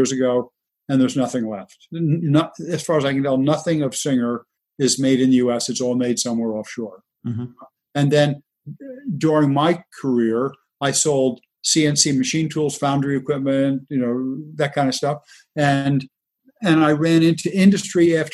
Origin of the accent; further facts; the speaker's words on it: Elizabeth, New Jersey, United States; I grew up in Elizabeth, New Jersey, which is right across the river from New York City.